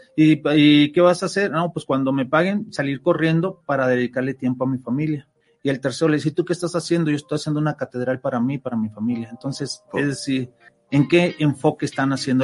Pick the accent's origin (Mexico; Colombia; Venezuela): Mexico; nosotros como ciudadanos, como mexicanos